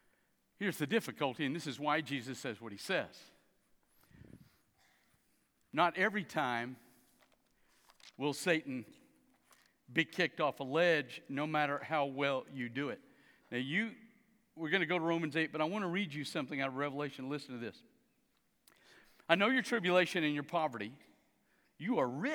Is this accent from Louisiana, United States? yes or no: yes; South Louisiana, United States; I grew up in South Louisiana